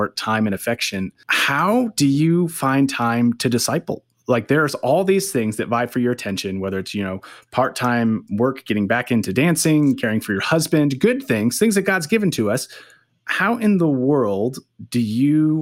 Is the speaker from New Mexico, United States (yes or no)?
no; San Diego, California, United States; now in Missoula, United States; I'm originally from San Diego